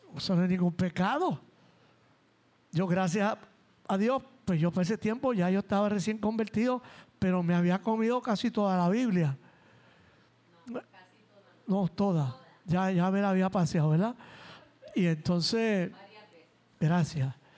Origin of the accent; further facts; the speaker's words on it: San Juan, Puerto Rico; los mugrosos panas a los que me crié en Nemesio Canales y en La Perla